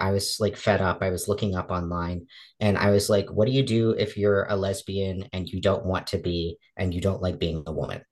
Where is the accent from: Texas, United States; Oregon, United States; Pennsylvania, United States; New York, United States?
Pennsylvania, United States; also born or lived in Massachusetts; I was raised in Massachusetts with mom and dad until I was about seven. I was removed from the home with mom because we found that there was some abuse going on. And around 8 years old, we moved from Massachusetts to Pennsylvania